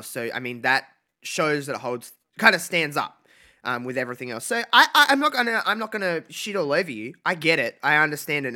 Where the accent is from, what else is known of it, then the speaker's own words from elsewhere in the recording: Australia; I'm from Australia